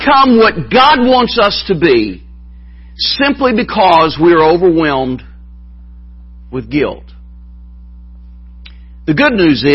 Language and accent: English; Appalachia, United States; accent: Appalachian; I am Appalachian by heritage